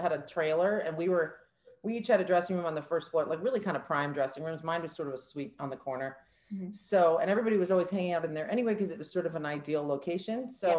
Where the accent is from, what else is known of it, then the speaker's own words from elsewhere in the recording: New York City, New York, United States; I grew up in New York City.